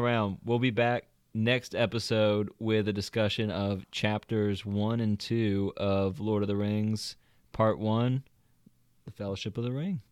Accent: the South, United States; accent: Southern; now in Georgia, United States; different parts of Georgia, but we are from the South

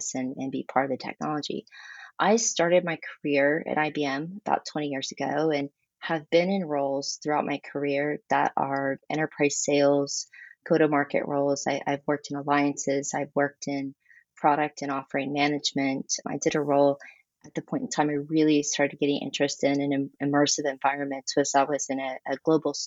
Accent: Texas, United States; I am very Texan, born and raised.

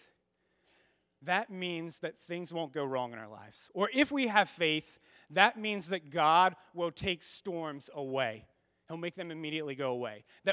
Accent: United States; as American Christians

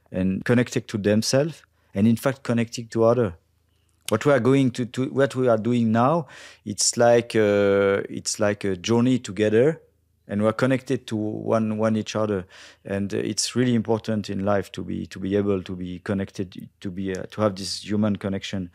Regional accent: Brittany, France; English is a second language; I'm from Bretagne

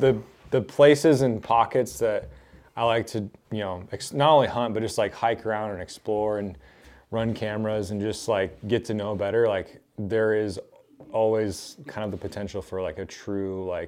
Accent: Oregon, United States; blacktail, which is what I grew up doing here in Oregon.

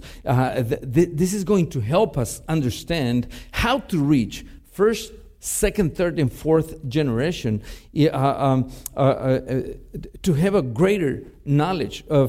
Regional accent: Mexico; first language Spanish; English is a second language; now in United States; I was born and raised in Mexico. Spanish is my first language

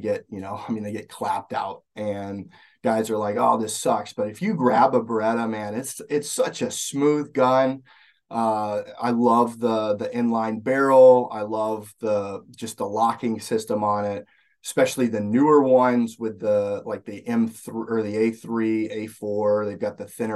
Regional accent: Alabama, United States; moved away as an adult; now in Minnesota, United States; I grew up in Alabama

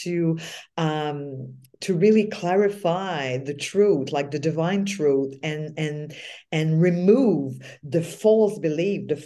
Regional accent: Quebec, Canada; now in Australia; It's in my culture as being French Canadian in Quebec.

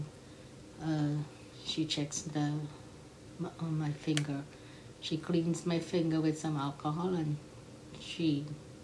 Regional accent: Trinidad & Tobago; I am a Trinidadian

